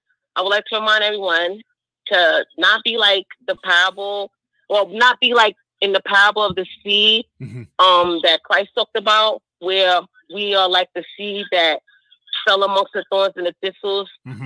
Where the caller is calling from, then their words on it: New York City, New York, United States; calling from Brooklyn.